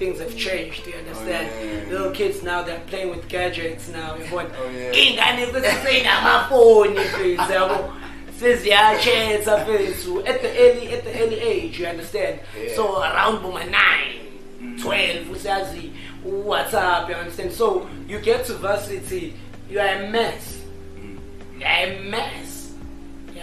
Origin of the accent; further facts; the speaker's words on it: Gingindlovu, KwaZulu-Natal, South Africa; moved away; also born or lived in Klerksdorp, North West, South Africa; Growing up in Kinginjovu, too